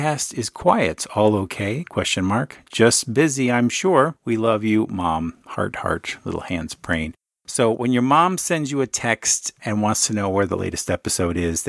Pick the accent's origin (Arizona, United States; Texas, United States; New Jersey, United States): Arizona, United States; Phoenix; now in Pennsylvania, United States; the Phoenix, Arizona area, my hometown, the place of my birth